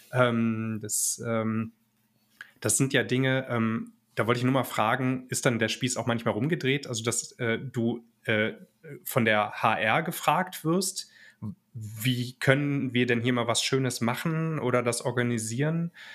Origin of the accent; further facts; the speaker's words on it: Germany; wir selber ja schon als Deutsche